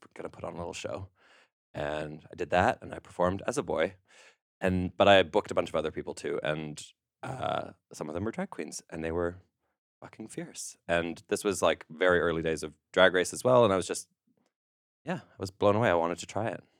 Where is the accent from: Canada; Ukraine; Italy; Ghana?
Canada; now in United Kingdom; As a Canadian living in Britain working in America